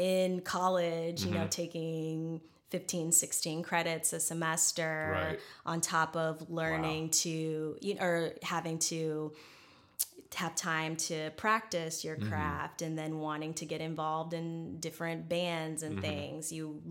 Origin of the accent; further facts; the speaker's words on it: Alaska, United States; I'm this chick from Alaska.